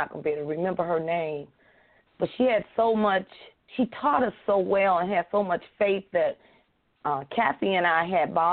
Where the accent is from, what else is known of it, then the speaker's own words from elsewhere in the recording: Chicago, Illinois, United States; we grew up in Cabrini Green